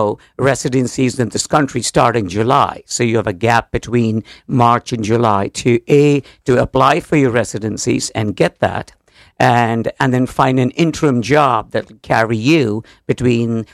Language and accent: English; India; moved away as an adult; now in Connecticut, United States; From India. I'm coming from India